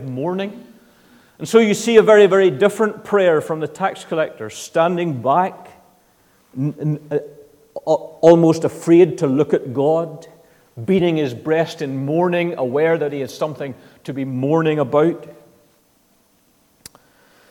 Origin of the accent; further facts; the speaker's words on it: Northern Ireland, United Kingdom; I come from the Protestant side of the community in Northern Ireland. That's just what I've grown up in.